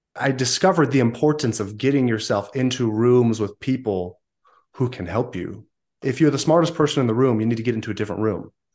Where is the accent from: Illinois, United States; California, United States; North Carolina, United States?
California, United States; Southern; also born or lived in northern Utah; now in Utah, United States; I grew up in Southern California prior to that for many years